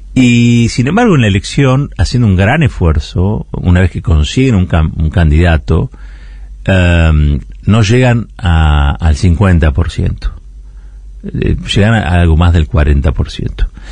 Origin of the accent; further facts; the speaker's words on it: Argentina; Nosotros que venimos del país del Cordobazo, del 17 de octubre